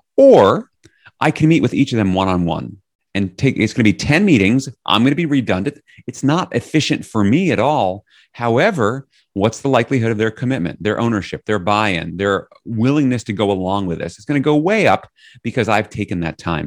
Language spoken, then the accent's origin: English; New York City, New York, United States; now in Northampton, United States; I'm from New York City originally